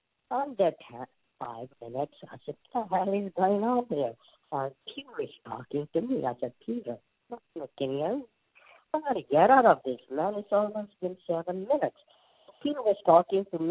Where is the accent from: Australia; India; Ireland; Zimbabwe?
India; accent: Indian; Even though I'm an Indian